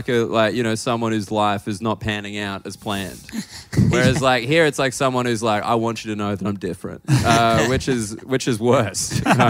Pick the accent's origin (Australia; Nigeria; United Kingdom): Australia; As an Australian